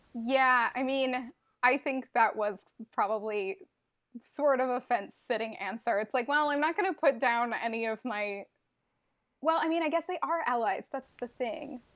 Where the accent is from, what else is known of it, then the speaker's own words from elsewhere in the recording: Montreal, Quebec, Canada; I am from Montreal, Quebec, in Canada